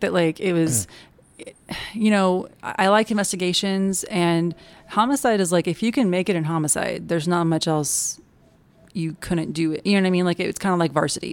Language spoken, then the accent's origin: English; Kansas City, Missouri, United States; moved away as an adult; I am from Kansas City, Missouri, so Midwesterner, born and raised, and moved down here after college